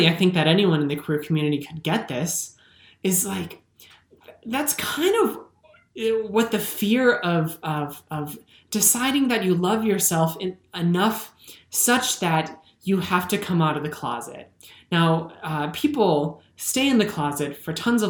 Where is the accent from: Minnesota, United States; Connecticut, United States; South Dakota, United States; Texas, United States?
Minnesota, United States; I'm a Minnesotan